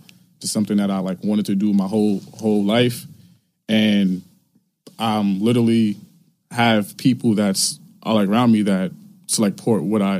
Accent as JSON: {"language": "English", "town": "New York City", "region": "New York", "country": "United States", "tie": "born or raised there", "said": "I grew up in Farragut Projects downtown mm-hmm. Brooklyn. You know, literally from like there is like, I went to like every single school that I went to was in Brooklyn."}